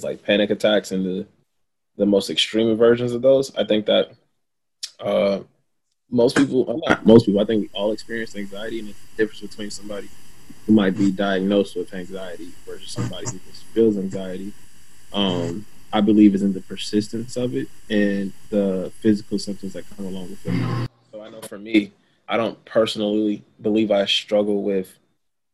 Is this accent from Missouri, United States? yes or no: yes; Kansas City, Missouri, United States; now in New York, United States; I'm originally from Kansas City, Missouri, and I currently live in New York